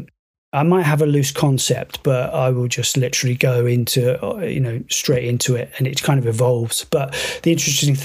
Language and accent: English; United Kingdom; We are both British originally